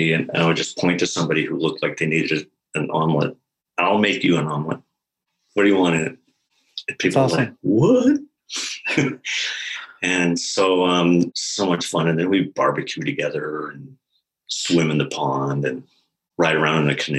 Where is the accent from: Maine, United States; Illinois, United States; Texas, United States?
Maine, United States; I'm from Maine